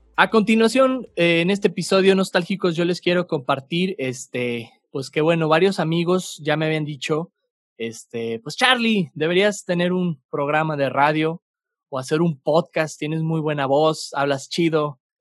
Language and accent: Spanish; Torreón, Coahuila, Mexico; now in Santa Catarina, Mexico; aunque soy originario de Torreón, Coahuila, este, mi familia es originaria de acá, de, de Monterrey, Nuevo León regio de sangre, pero lagunero de, corazón y, de, crecimiento